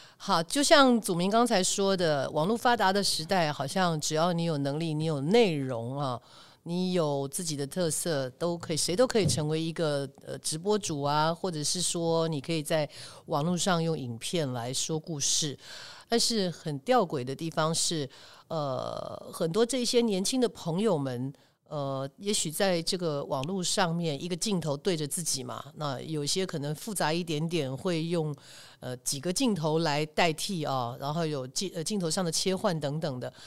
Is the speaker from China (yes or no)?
no; Taiwan; 在台湾，起码我们都学过波波摩佛的音标